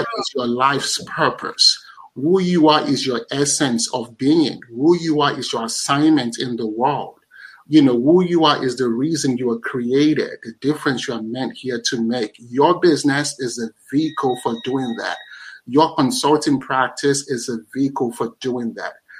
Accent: Nigeria; I'm Nigerian

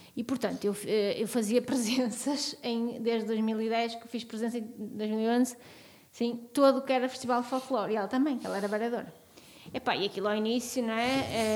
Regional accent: Trás-os-Montes, a village in the Douro, Norte, Portugal; moved away; eu sou transmontana, sou de uma aldeia no Douro

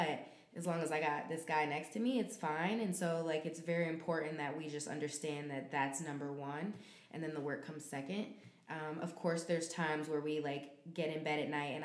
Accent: Chicago, Illinois, United States; now in Brooklyn, United States; I live in Brooklyn. I'm from Chicago

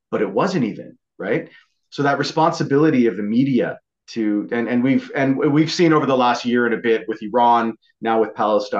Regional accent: Vancouver, British Columbia, Canada; I'm not from French Canada. First of all, I'm from Vancouver, from British Columbia.

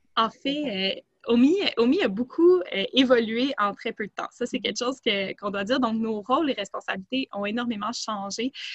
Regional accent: Montreal, Quebec, Canada; je suis plutôt originaire de Montréal

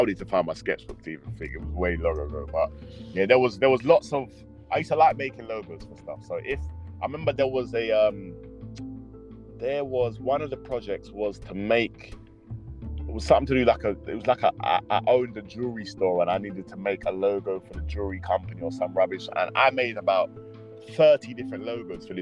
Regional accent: London, United Kingdom; all my people I knew was in Leighton

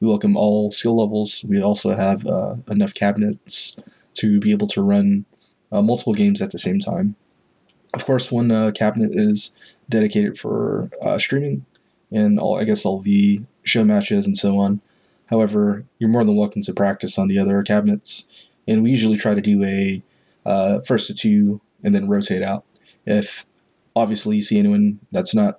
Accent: Fort Worth, Texas, United States; I'm from Fort Worth myself

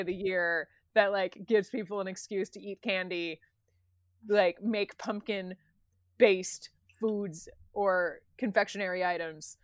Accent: United States; as an American

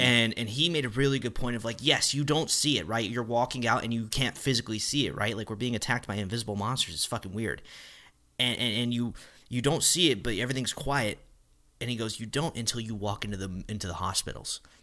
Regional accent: northwest of Dallas, Texas, United States; moved away; my hometown, you know, northwest of Dallas

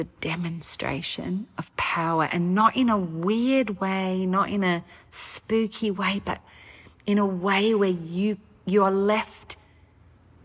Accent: Australia; now in United States; I'm Australian, and so we don't have this political climate in Australia

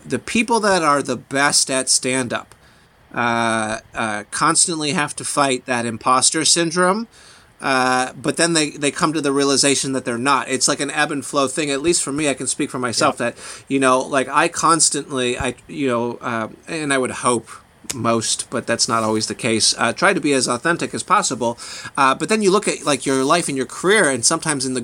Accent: Illinois, United States; I grew up in Illinois and far enough out of the city where we still had like a little bit of country upbringing

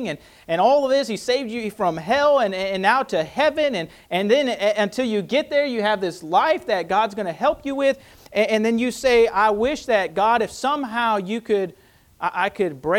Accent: United States; as an American

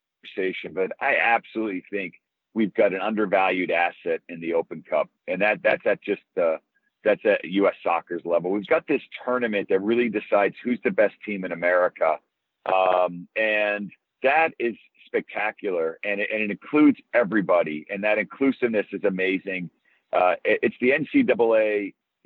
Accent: Boston, Massachusetts, United States; moved away as an adult; also born or lived in London, England; now in New Mexico, United States; I grew up in Boston

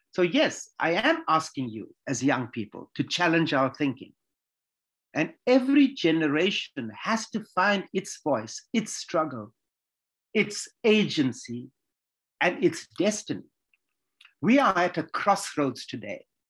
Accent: Durban, KwaZulu-Natal, South Africa; I was born in Durban. It's a city in the KwaZulu Natal province of South Africa

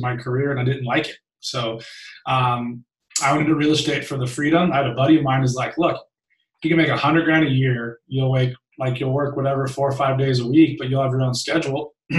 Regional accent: Long Beach, California, United States; I was raised in Long Beach, California by a single mom who worked her face off

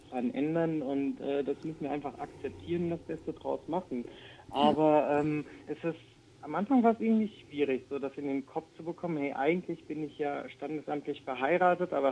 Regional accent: Germany; ich bin ja hier in Deutschland geboren

